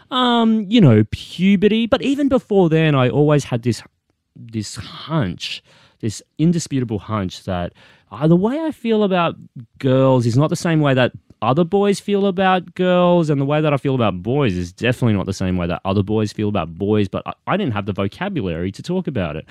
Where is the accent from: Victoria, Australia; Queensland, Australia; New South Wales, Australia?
Queensland, Australia; Sunshine Coast; first language English; moved away; I grew up Asian Australian on the Sunshine Coast